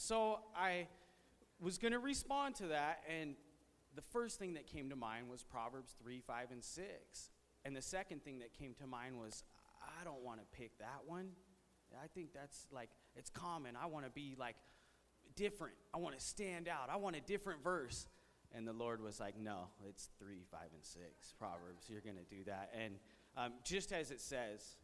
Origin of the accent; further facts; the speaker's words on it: Visalia, California, United States; I was born and raised here in Visalia, California